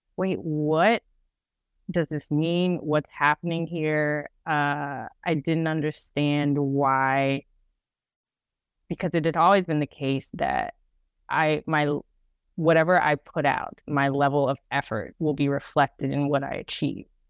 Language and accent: English; Dallas, Texas, United States; growing up in Dallas